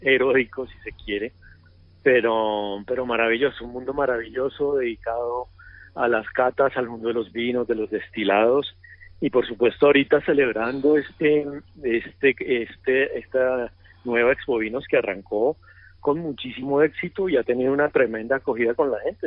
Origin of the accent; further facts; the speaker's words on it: Bucaramanga, Santander, Colombia; moved away as an adult; also born or lived in Chile; yo soy un colombiano normal, nací en Bucaramanga